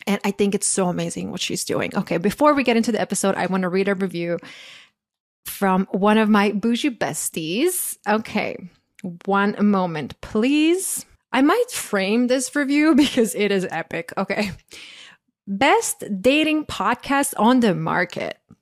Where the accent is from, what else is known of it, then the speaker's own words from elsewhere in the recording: Croatia; moved away; I grew up in Croatia